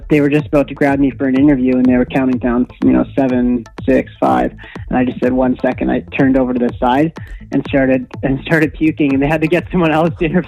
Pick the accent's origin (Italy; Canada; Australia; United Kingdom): Canada; Manitoba; I grew up in Manitoba, so I grew up living on the trainer